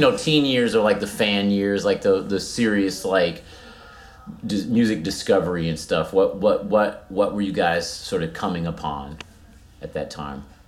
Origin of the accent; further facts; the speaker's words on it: Cincinnati, Ohio, United States; we grew up in Cincinnati